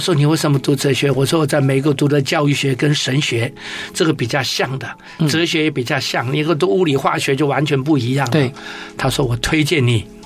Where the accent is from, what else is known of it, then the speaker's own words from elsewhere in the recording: Wugu, New Taipei, Taiwan; also born or lived in Tamsui, New Taipei; 回到我的家乡，或是五谷乡，嗯。陆光一村人